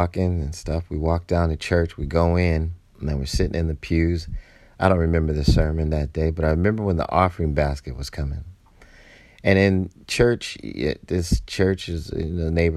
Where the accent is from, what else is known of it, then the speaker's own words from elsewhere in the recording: Southern Georgia, United States; also born or lived in West Coast, United States; Although I was born on the West Coast, I was raised like a Southern Georgia boy.